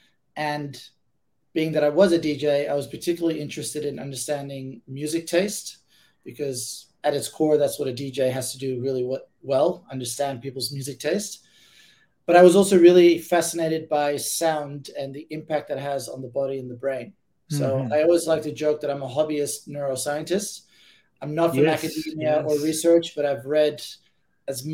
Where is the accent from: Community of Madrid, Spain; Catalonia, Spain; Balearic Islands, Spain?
Balearic Islands, Spain; Ibiza; also born or lived in Amsterdam, Netherlands; now in Berkeley, United States; I'm originally from Amsterdam. That's where I was born. And I was raised in Ibiza, a little small island in the Mediterranean of Spain.